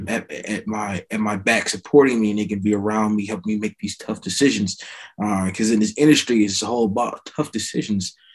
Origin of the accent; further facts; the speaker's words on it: Voorhees, New Jersey, United States; also born or lived in Maryland / Lawnside, New Jersey; I'm from small town New Jersey called Voorhees, uh, in another small town called Lawnside. I was born in Maryland